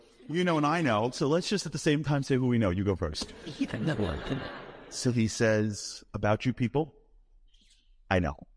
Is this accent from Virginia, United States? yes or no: no; New York, United States; I'm from New York